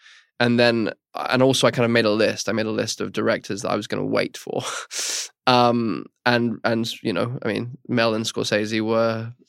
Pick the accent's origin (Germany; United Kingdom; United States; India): United Kingdom; England; and I'm overly English and therefore overly cautious about bothering people